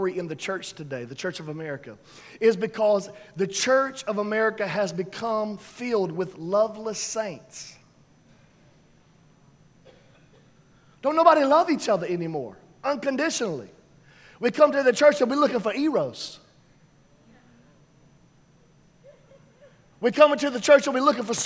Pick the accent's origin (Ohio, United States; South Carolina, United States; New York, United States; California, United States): New York, United States; New York City; We're from the South Bronx